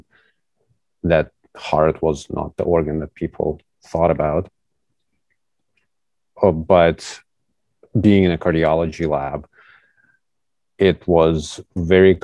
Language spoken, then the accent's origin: English; Kyiv, Ukraine; moved away as an adult; now in St. Louis, United States; I was born in Kyiv, Ukraine and moved to United States almost 8 years ago, actually, to go to college